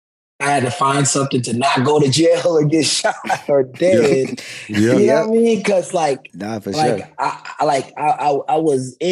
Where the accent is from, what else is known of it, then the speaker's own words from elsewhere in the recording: Boynton Beach, Florida, United States; I'm from Boynton Beach, Florida. My mom and dad is Haitian, and they're immigrants. And when they came here, you know, like we moved into some low-income housing. And, you know, grew up through like the community center